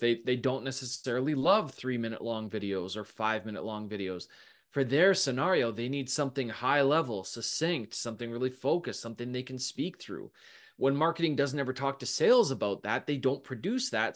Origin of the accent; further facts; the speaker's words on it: Canada; we're Canadian